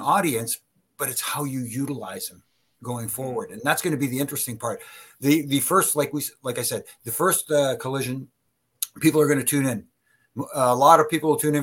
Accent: Canada; I'm Canadian

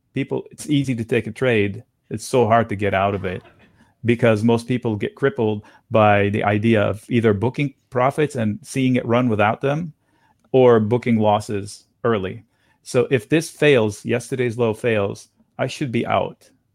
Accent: Beirut, Beirut Governorate, Lebanon; moved away; I grew up in East Beirut

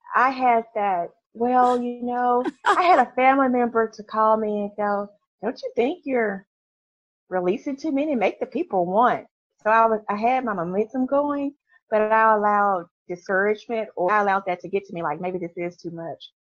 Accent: Memphis, Tennessee, United States; I am from Memphis, Tennessee. So, you know, we are, we are, we have a church on every corner

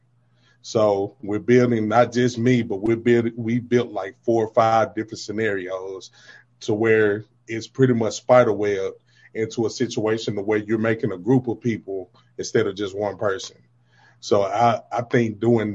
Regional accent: Deep South, United States; I'm from the South, man. I'm from the Deep South.

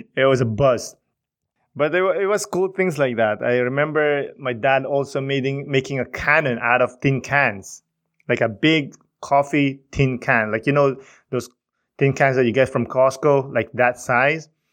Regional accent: Philippines; moved away; Growing up in the Philippines, you know, seeing your cousins, seeing your aunts and uncles

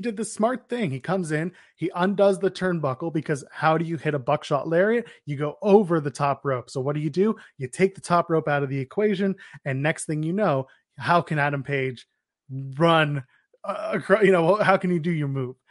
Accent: Canada; We're Canadian

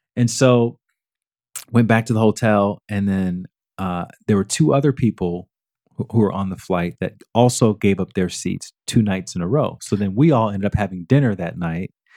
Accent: Alabama, United States; growing up in Alabama, that's your, your, your whole your whole childhood is all around, you know, getting a job

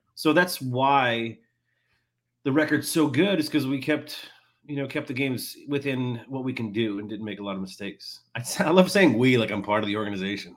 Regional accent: Long Island, New York, United States; I grew up on Long Island, New York

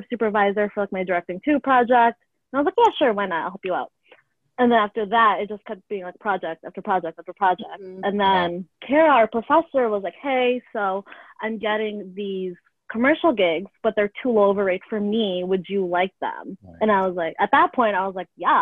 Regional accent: Lake in the Hills, Illinois, United States; also born or lived in Chicago; I grew up in Lake in the Hills, which is a northwest suburb about an hour and a half out of Chicago.

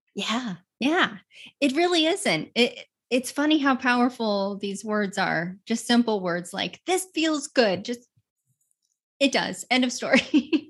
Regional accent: Utah, United States; I grew up in nature. I grew up in Utah.

